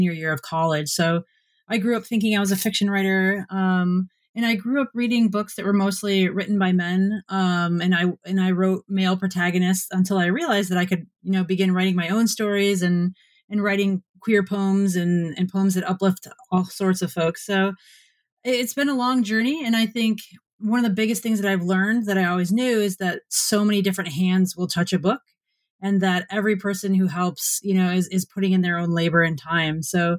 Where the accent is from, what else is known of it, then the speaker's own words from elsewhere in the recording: Michigan, United States; growing up in Michigan